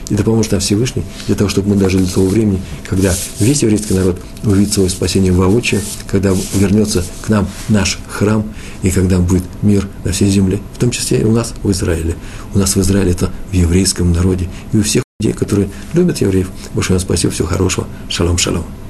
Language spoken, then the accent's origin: Russian; Russia; я из России